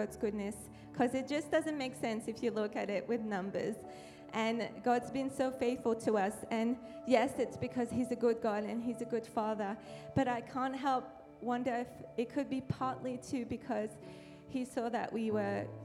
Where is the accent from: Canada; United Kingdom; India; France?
France; accent: French; moved away as an adult; now in United States; I'm French, so I come from France